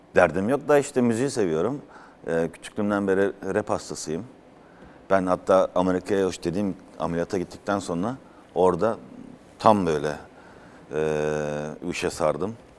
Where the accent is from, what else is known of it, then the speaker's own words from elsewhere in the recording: Mannheim, Baden-Württemberg, Germany; moved away as an adult; also born or lived in Afyon, Turkey / Izmir, Turkey; now in Turkey; ben Mannheim'da doğdum, o da Mannheim'da. Biz Thomas'ın arasında bizim kendi şivemiz vardır Almanca